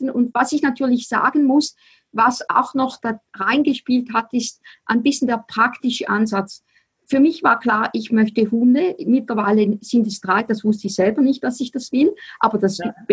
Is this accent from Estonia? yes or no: no; Switzerland; accent: Swiss German; first language Swiss German; German is a second language; für mich ist Deutschland, also Deutsch, auch eine Fremdsprache, weil meine Muttersprache ist Schweizerdeutsch.